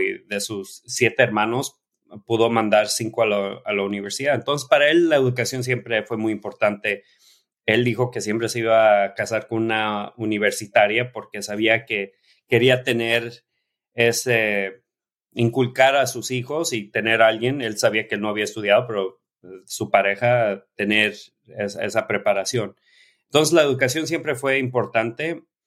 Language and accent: Spanish; Oxnard, California, United States; Oficialmente soy México-americano, nací en Estados Unidos, en el sur de California. Mis padres trabajaron en el campo, entonces cuando estaban aquí trabajando en Oxnard, piscando limones, ahí, nací